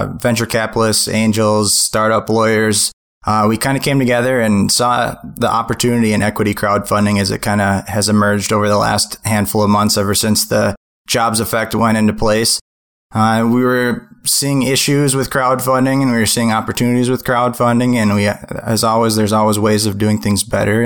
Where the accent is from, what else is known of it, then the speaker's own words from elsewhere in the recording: Minnesota, United States; I'm from the Midwest. I'm from Minnesota